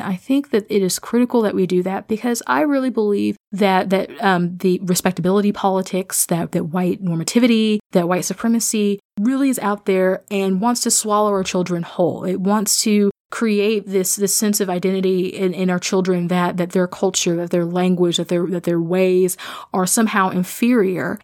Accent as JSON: {"language": "English", "region": "Midwest", "country": "United States", "tie": "born or raised there", "said": "I'm a Midwesterner. I am somebody who grew up in a rural context"}